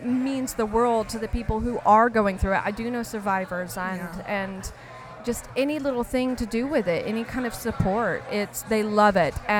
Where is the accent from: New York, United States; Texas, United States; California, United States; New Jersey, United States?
Texas, United States; Dallas; I am from North Dallas area.